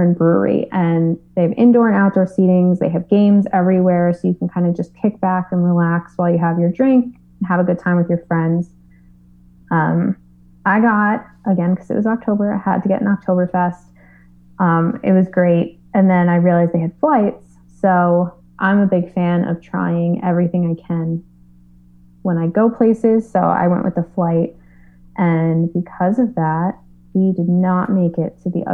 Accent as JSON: {"language": "English", "town": "New York City", "region": "New York", "country": "United States", "tie": "born or raised there", "said": "I'm from New York, born and raised"}